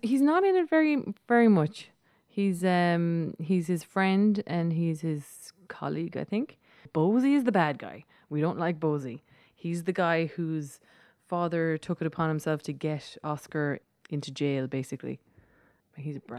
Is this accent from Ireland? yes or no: yes; Ireland; accent: Irish